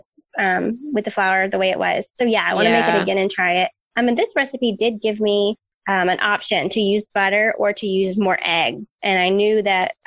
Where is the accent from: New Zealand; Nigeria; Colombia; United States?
United States; I'm American